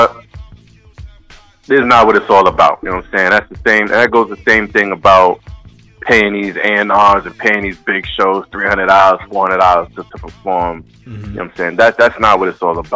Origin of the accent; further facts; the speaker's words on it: New York City, New York, United States; moved away; out in BK, man, back in my hometown